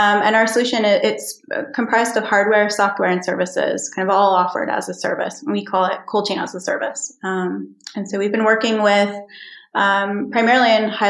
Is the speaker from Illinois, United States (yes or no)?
no; New York, United States; moved away as an adult; also born or lived in Philadelphia, Pennsylvania; now in Iceland; I'm from the East Coast. I was born in Philadelphia and I grew up in New York.